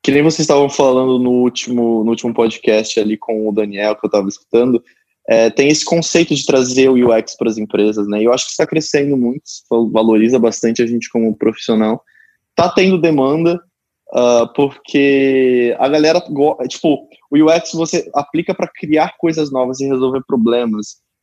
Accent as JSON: {"language": "Portuguese", "town": "São José do Rio Preto", "region": "São Paulo", "country": "Brazil", "tie": "born or raised there", "said": "em Rio Preto, né, que é onde eu que eu sou natural"}